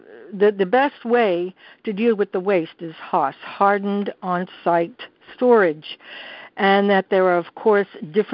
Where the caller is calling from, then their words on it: New York City, New York, United States; I'm calling from New York City